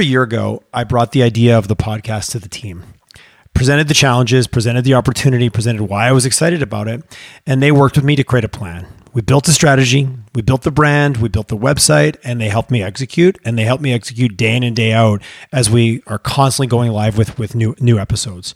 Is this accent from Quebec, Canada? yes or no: yes; Montreal, Quebec, Canada; now in Calgary, Canada; I grew up in Montreal, and I'd lived here since, I've been here 20 years